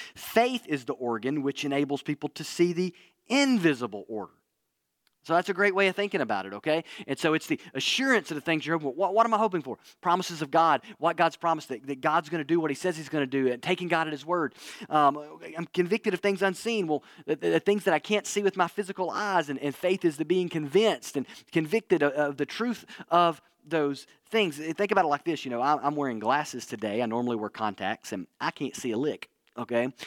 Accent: Northwest Alabama, United States; moved away; where I grew up in Northwest Alabama

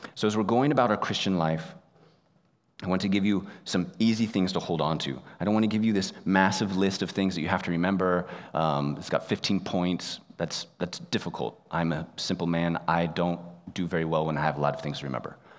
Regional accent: United States; moved away as an adult; also born or lived in Japan; I, like most of you, grew up in the United States

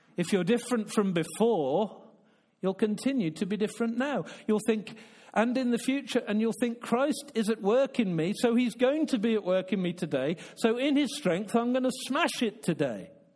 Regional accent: United Kingdom; I'm a Brit

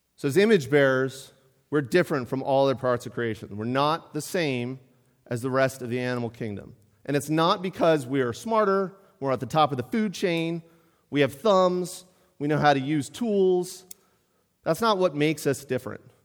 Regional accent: Pittsburgh, Pennsylvania, United States; now in Mount Airy, United States; I grew up in Pittsburgh

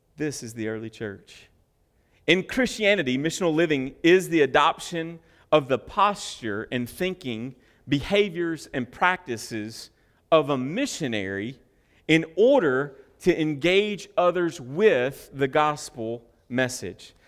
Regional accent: United States; I'm just an American

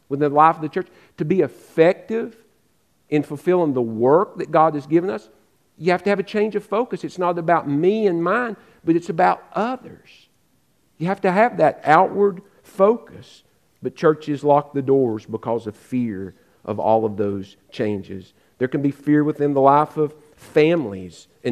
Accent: Western North Carolina, United States; moved away; I grew up in Western North Carolina.

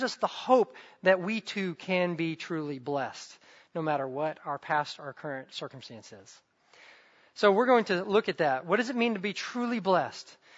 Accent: the South, United States; I grew up in the South

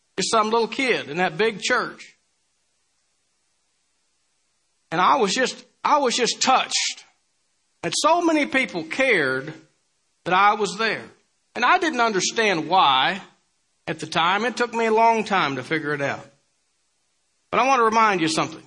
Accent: Bellrive, Illinois, United States; also born or lived in Mount Vernon, Illinois; I grew up in Belrive, Illinois, and around Mount Vernon

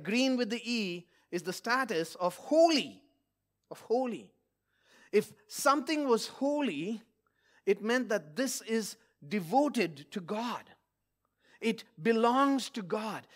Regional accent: India; moved away; my home country of India

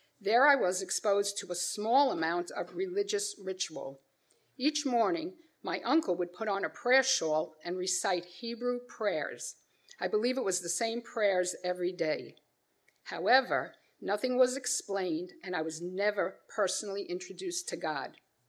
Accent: New York City, New York, United States; I was born on May 8, 1953, into a Jewish family in Brooklyn, New York. We were not religious and never observed any customary traditions.

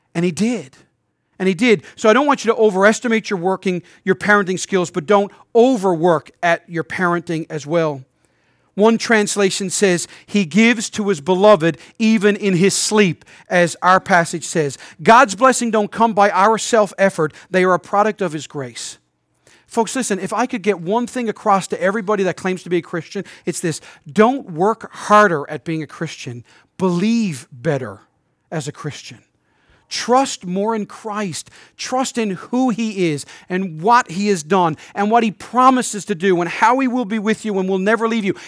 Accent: St. John's, Newfoundland and Labrador, Canada; moved away as an adult; I'm a native Newfoundlander, but I haven't lived here in over a decade and a half.

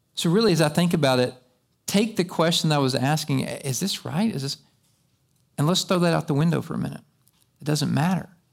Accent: United States; I've been raised right here in America.

